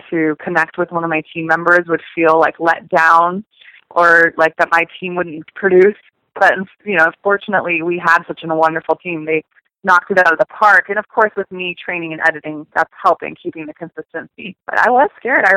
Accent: San Francisco, California, United States; moved away as an adult; now in Los Angeles, United States; I'm from San Francisco area, so moving to Los Angeles

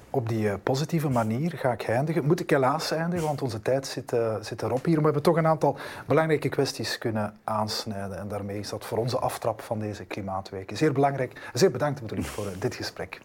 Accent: Flanders, Belgium; bij ons in Vlaanderen

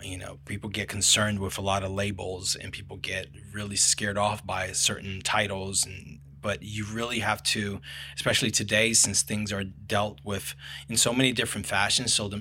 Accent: Brazil; moved away; I am from Brazil

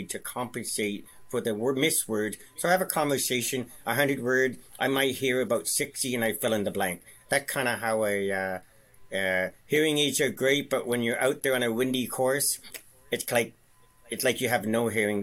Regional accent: Ottawa, Ontario, Canada; also born or lived in Victoria, British Columbia; So in 72, Dad was in D&D Armed Forces. So we transferred, we drove across Canada to Ottawa, and we've been in Blackburn Hamlet since 1972

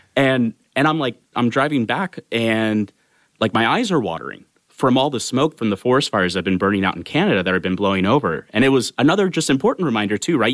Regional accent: Sacramento, California, United States; moved away as an adult; also born or lived in Bay Area; born and raised in Sacramento, California

